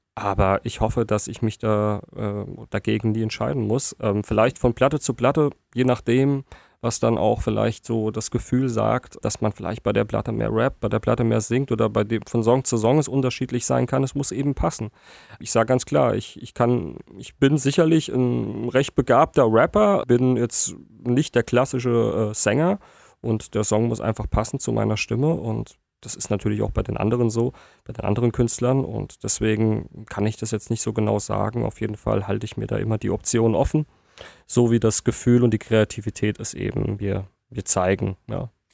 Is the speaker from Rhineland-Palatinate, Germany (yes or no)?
yes; Worms, Rhineland-Palatinate, Germany; now in Mannheim, Germany; bin natürlich gebürtiger Wormser, bin auch auf meine Heimatstadt sehr stolz